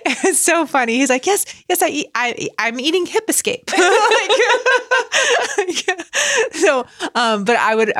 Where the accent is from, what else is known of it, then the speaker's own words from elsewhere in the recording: Indiana, United States; accent: northern; we're from Indiana